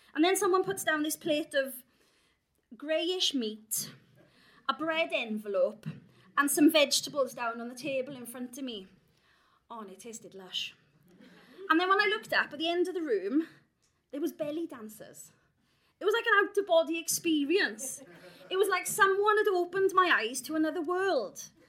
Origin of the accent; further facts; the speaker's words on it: South Wales valleys, United Kingdom; I grew up in the South Wales valleys